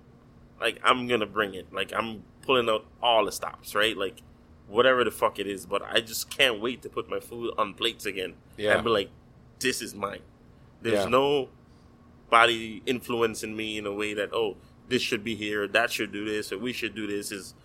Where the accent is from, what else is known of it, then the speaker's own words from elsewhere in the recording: U.S. Virgin Islands; now in Miami, United States; Like, I came from the Virgin Islands, but for me now, this is home.